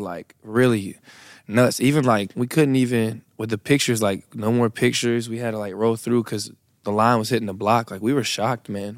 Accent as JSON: {"language": "English", "town": "Brunswick", "region": "Georgia", "country": "United States", "said": "I am from Brunswick, Georgia."}